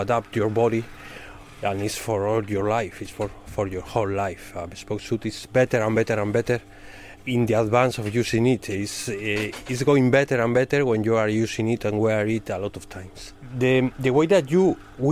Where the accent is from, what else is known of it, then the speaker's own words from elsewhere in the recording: Spain; English is a second language; moved away as an adult; now in Hull, United Kingdom; I'm from Spain.